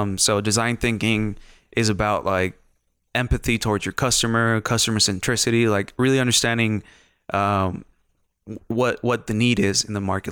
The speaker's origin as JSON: {"language": "English", "town": "Ciudad Juarez", "region": "Chihuahua", "country": "Mexico", "tie": "born or raised there", "also_born_or_lived": "London", "moved": "yes", "said": "I grew up in, uh, what used to be a small town, not, not a big ass city, um, Ciudad Juarez, Chihuahua, Mexico."}